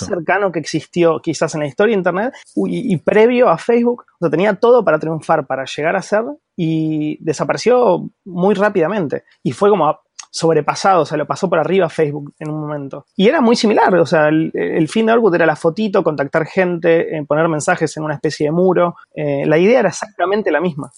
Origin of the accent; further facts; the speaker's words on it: Argentina; soy de Argentina